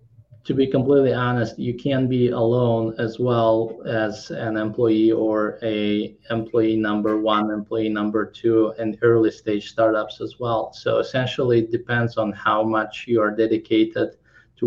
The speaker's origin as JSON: {"language": "English", "country": "Kazakhstan", "tie": "born or raised there", "also_born_or_lived": "Krakow, Poland / San Francisco, United States / Los Angeles, United States", "second_language": "English", "moved": "yes", "lives_now": "Orange County, United States", "said": "I came to study to Krakow, and I was born in Kazakhstan. But after 15 years being in Poland"}